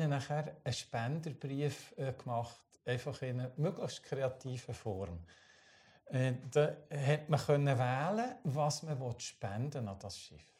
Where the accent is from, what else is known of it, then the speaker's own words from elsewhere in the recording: Switzerland; mit, als Schweizer äh, auf einem holländischen alten Frachter